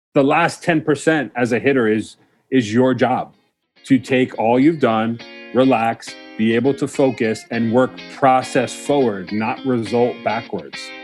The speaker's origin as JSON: {"language": "English", "town": "Mamaroneck", "region": "New York", "country": "United States", "tie": "born or raised there", "said": "I was born and raised in Mamaroneck, New York, uh, just outside New York City"}